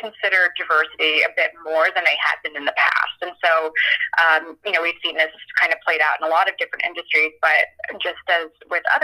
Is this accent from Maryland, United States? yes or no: no; Philadelphia, Pennsylvania, United States; moved away; I'm from Philadelphia originally